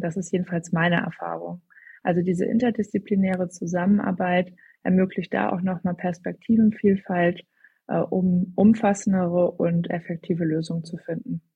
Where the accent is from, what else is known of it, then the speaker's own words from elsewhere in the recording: Hamburg, Germany; moved away as an adult; now in Berlin, Germany; ich komme ursprünglich aus Hamburg und bin jetzt seit ja, rund zweieinhalb Jahren schon in Berlin